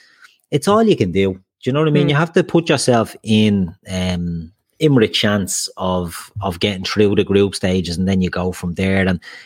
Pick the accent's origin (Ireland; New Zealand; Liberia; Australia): Ireland; I'm Irish.